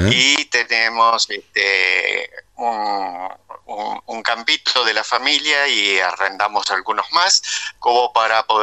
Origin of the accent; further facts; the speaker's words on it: Rauch, Buenos Aires Province, Argentina; yo soy de Rauch, pero trabajo en algún campo de Tandil y de Ayacucho.